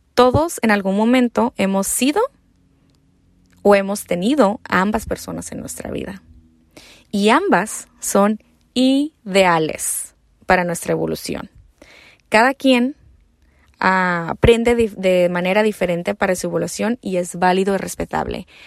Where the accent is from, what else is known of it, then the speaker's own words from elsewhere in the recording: Mexico; also born or lived in United States; soy mexicana americana, ¿no? Pero más mexicana